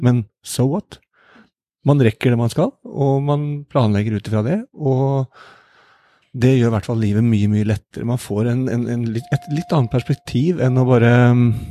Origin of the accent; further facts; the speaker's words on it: Norway; moved away as an adult; now in New York, United States; hjemme i Norge